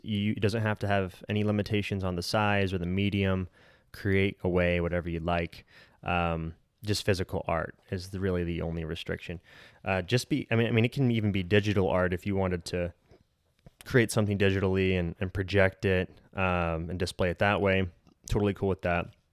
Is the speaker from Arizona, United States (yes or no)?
yes; Colorado City, Arizona, United States; we grew up together in Colorado City slash Centennial Park